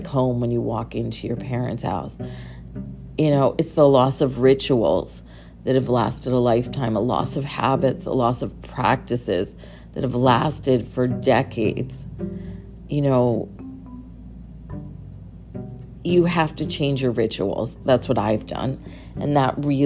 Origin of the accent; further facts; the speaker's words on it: Connecticut, United States; moved away; I moved away from Connecticut a long time ago, so I sort of lost that identity. But didn't when I went back to Connecticut